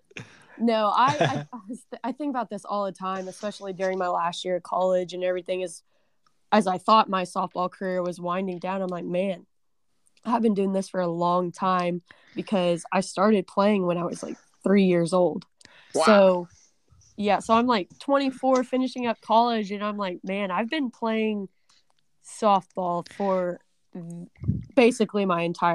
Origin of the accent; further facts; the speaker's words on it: Dibble, Oklahoma, United States; when I was younger, I grew up in Dibble, Oklahoma